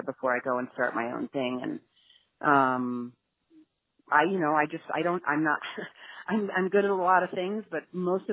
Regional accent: New York City, New York, United States; growing up in New York City

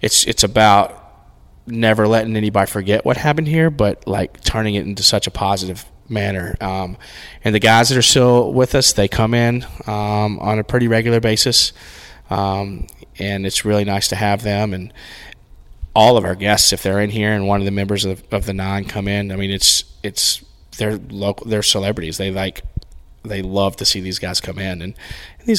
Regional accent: Rock Hill, South Carolina, United States; I grew up in Rock Hill

